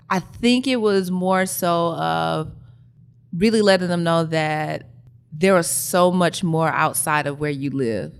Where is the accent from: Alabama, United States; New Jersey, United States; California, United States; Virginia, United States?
Alabama, United States; Birmingham; moved away as an adult; now in Atlanta, United States; I'm actually from Birmingham, Alabama